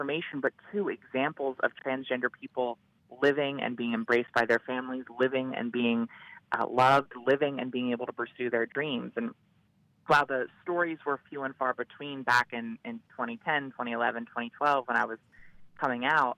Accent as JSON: {"language": "English", "region": "Delaware", "country": "United States", "said": "I began working first in my home state of Delaware"}